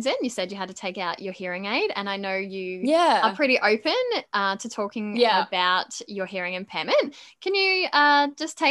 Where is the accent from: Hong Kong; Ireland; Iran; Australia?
Australia; Bowen, Queensland; from my hometown, same hometown